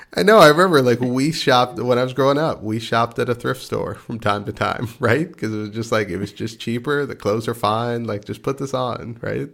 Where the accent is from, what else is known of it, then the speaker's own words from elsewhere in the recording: Texas, United States; I'm from Texas